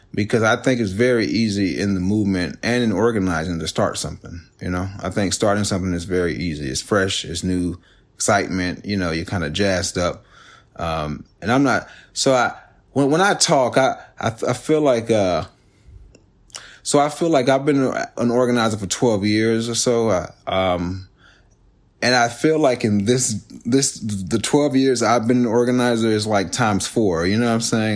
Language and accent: English; Jacksonville, Florida, United States; I'm, I'm from Jacksonville